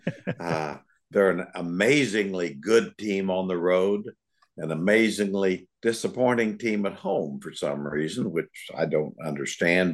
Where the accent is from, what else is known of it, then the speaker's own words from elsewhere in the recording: French Lick, Indiana, United States; I'm from French Lick.